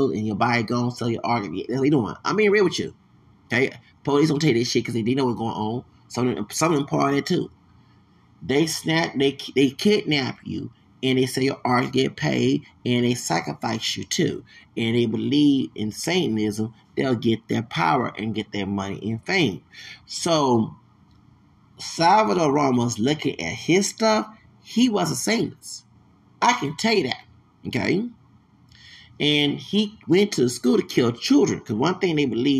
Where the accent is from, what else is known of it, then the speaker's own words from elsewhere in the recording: Texas, United States; I'm from Texas